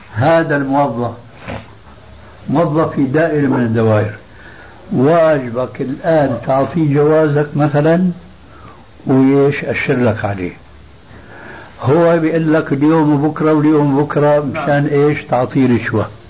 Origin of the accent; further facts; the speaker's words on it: Syria; عندنا بسوريا